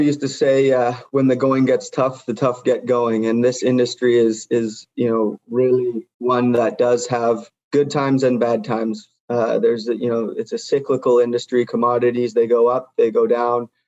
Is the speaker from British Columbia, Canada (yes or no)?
yes; Vancouver, British Columbia, Canada; moved away as an adult; also born or lived in United States / Norway / Ecuador / Guatemala; I grew up in Vancouver, BC